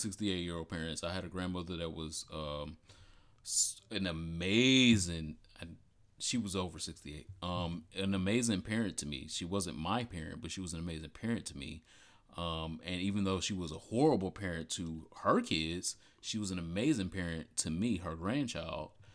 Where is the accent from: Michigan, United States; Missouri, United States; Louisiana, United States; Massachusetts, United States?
Michigan, United States; Detroit; I am from Michigan, Detroit.